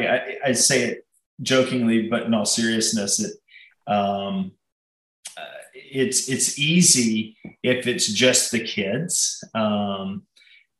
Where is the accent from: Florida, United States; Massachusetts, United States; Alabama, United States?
Alabama, United States; Huntsville; also born or lived in Pelham, Alabama; I grew up with in Huntsville